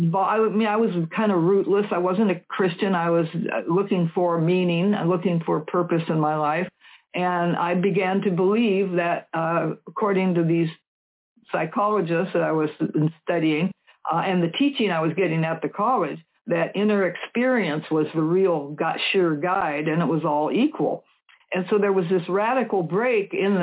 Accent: Seattle, Washington, United States; I was raised up in West Seattle back in the 40s and 50s

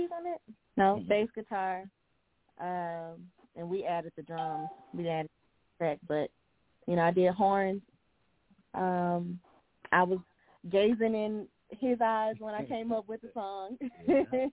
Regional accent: the South, United States; We come from the South

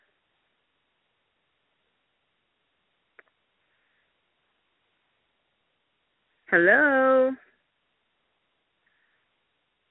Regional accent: Chicago, Illinois, United States; moved away; I'm born and raised in Chicago

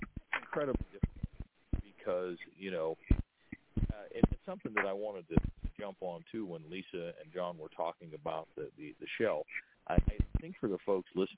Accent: Steubenville, Ohio, United States; I'm from the Steubenville area

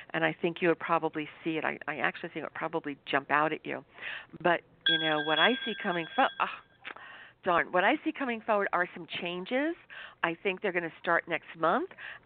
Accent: New York, United States; was born in New York

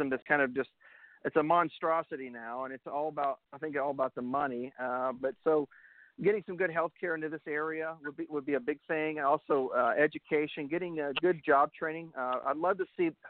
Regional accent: Kingsport, Tennessee, United States; Kingsport, which is my hometown

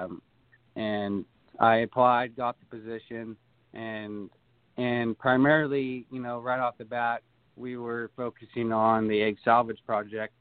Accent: Durham, California, United States; I'm from Durham.

